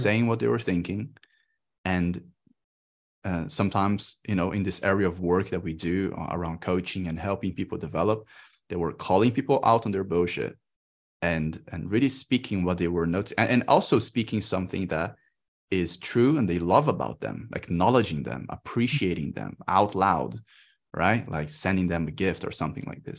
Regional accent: Brazil; moved away as an adult; I'm in Brazil. I came back to my home country

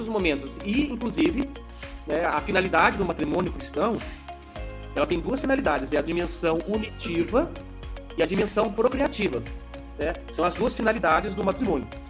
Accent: São Bento, Brazil; eu nasci lá em São Bento, né? E eu de manhãzinha, 6 horas da manhã, levantava para buscar as vacas pro meu pai lá no pasto

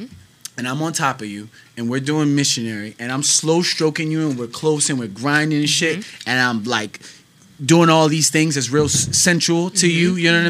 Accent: United States; So with the I'm just American black, so it's just fried chicken.

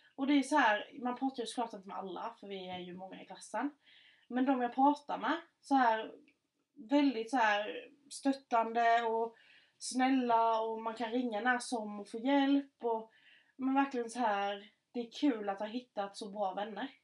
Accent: Markaryd, Kronoberg County, Sweden; accent: Scanian; där jag kommer ifrån

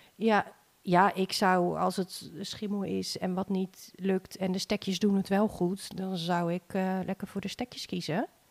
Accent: Sint Annaparochie, Friesland, Netherlands; moved away as an adult; now in Harlingen, Netherlands; Ja, Sint Anna Parochie. Hele mond vol. Dat is ehm, nou, helemaal bovenin, Friesland, het noorden. Mijn ouders wonen daar ook nog, ik ben daar opgegroeid.

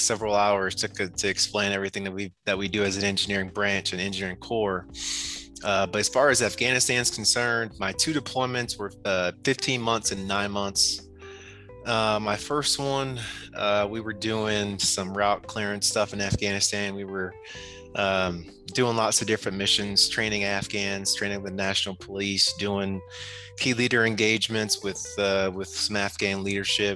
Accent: Toledo, Ohio, United States; moved away; also born or lived in Michigan; I'm from Toledo, Ohio, Northwest Ohio.

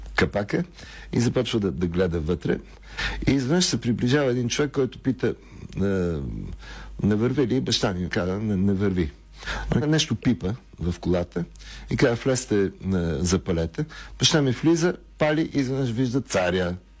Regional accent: Sofia, Sofia City, Bulgaria; Роден съм на Прага, в, в апартамента на едни познати на, нашите, но съм израснал на, на улица Цветна градина в Лозенец.

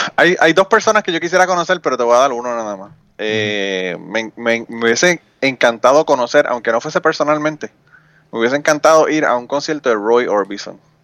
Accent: Utuado, Puerto Rico; Y yo nací, me crié en Utuado. Eh, estudié allá en Utuado hasta que terminé la universidad.

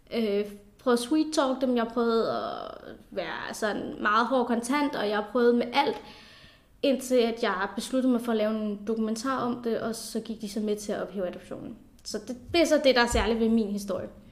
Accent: South Funen, Southern Denmark, Denmark; also born or lived in India; jeg er adopteret fra Indien, og kom herop, da jeg var cirka 3,5 år gammel, og, øh, og voksede op på, på Sydfyn

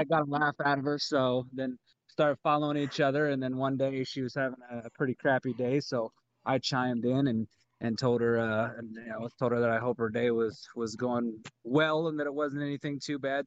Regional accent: Texas, United States; moved away as an adult; now in Omaha, United States; moved here from Texas. Um, was in Texas for the majority of my life

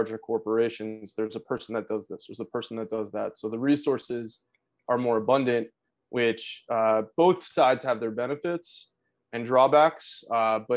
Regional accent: South Florida, United States; moved away as an adult; also born or lived in New York City; now in Atlanta, United States; I grew up in South Florida

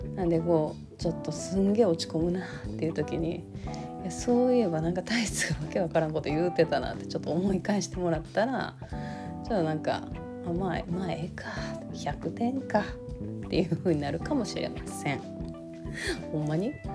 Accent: Kansai, Japan; accent: Kansai dialect

